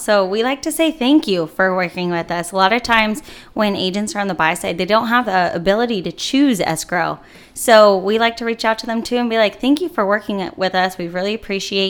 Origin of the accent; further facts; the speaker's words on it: Lakeside, California, United States; I am born and raised in San Diego, Lakeside.